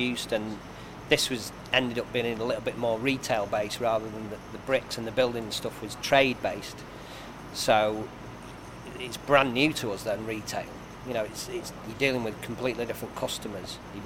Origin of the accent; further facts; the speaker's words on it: Macclesfield, North West England, United Kingdom; I'm from Macclesfield originally